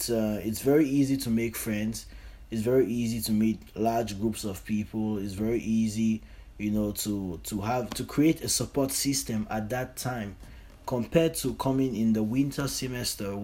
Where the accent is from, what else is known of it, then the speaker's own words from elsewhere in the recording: Cameroon; moved away as an adult; now in Canada; I'm from Cameroon. That's in Central Africa, and I'm currently in Canada.